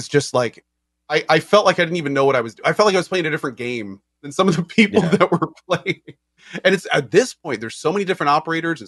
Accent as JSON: {"language": "English", "region": "the South", "country": "United States", "said": "I'm from the South."}